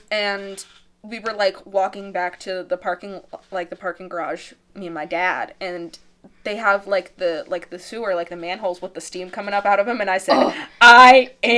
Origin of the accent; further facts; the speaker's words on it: St. Louis, Missouri, United States; Guys, we're from St. Louis, so.